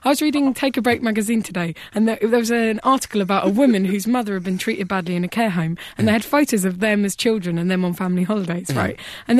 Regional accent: Kent, South East England, United Kingdom; I'm from Alpington in Kent.

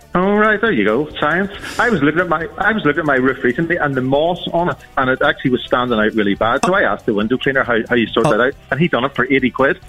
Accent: Oxford, South East England, United Kingdom; I'm, I'm from Oxford

